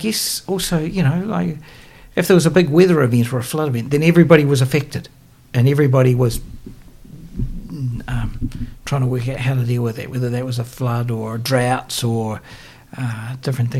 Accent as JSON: {"language": "English", "country": "New Zealand", "tie": "born or raised there", "said": "I grew up in a little place called Carahul, which literally means Cabbage Tree Hill"}